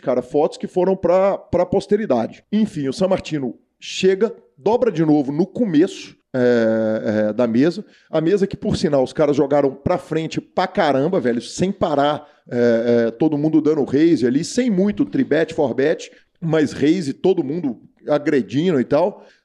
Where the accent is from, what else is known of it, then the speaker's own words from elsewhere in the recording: Brazil; eu sou brasileiro, né? Brasileiro atleticano, nascido aqui, mas neto de, de sírios por todos os lados